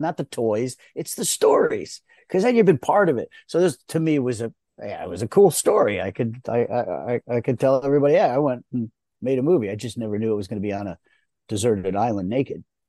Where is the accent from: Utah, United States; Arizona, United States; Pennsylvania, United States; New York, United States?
New York, United States; Rye; being taken away out of New York, where I was born and raised in Rye, New York